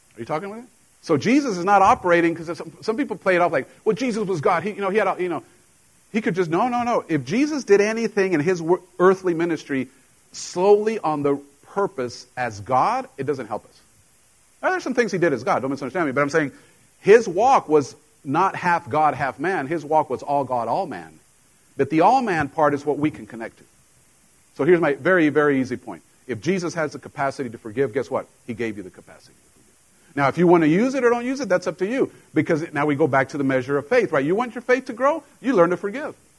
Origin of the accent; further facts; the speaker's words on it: Mexico; now in United States; I grew up in Mexico with a Mexican mom, and when I came to the States, you know, there were things that I was completely foreign to the culture because I didn't grow up here.